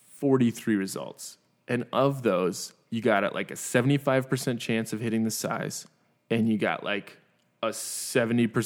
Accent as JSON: {"language": "English", "region": "Minnesota", "country": "United States", "moved": "yes", "said": "I'm from Minnesota"}